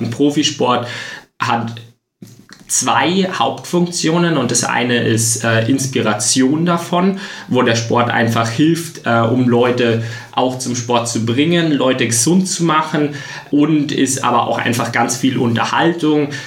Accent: Freising, Bavaria, Germany; in meiner Heimatstadt, eben in Freising

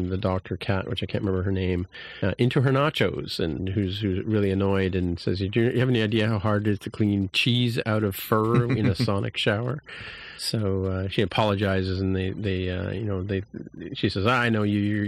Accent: Canada; speaking as a Canadian

